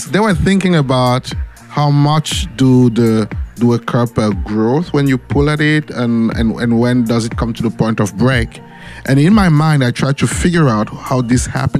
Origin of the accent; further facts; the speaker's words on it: Cameroon; moved away as an adult; now in Germany; In Cameroon, okay. My home country